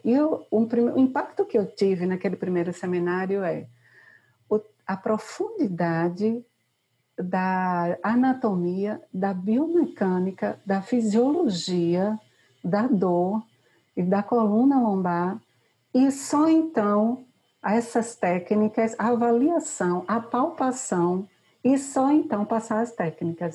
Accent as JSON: {"language": "Portuguese", "town": "Recife", "region": "Pernambuco", "country": "Brazil", "said": "sou de Recife"}